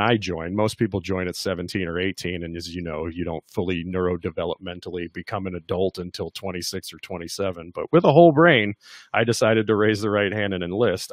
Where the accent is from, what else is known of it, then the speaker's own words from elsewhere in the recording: Kentucky, United States; I'm from Kentucky.